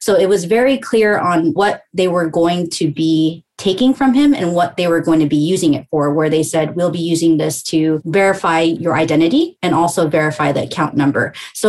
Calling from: Los Angeles, California, United States; I am joining you from sunny Los Angeles, Southern California.

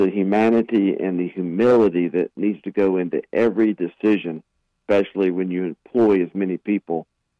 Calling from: Asheville, North Carolina, United States; Fantastic, Jeff. I'm joining you from Asheville, and great to be with you.

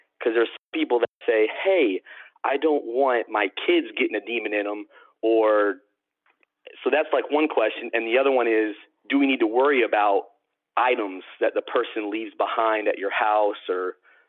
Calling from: Savannah, Georgia, United States; I'm from Savannah, Georgia.

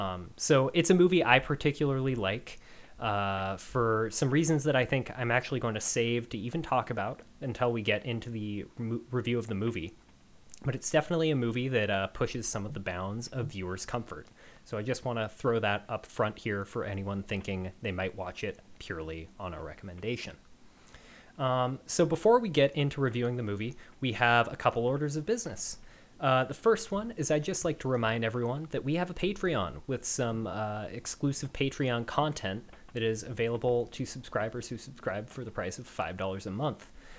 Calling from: Seattle, Washington, United States; I'm one of your hosts … I'm calling in from Seattle, Washington.

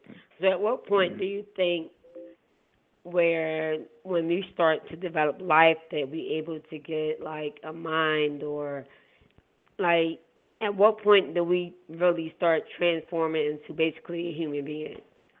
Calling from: Philadelphia, Pennsylvania, United States; I'm calling from Philly.

